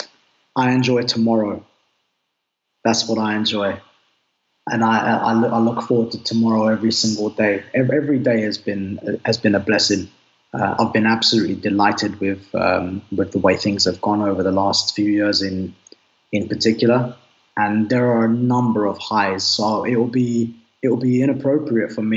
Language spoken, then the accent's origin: English; London, United Kingdom; I'm from the UK. I'm born and raised in Northwest London.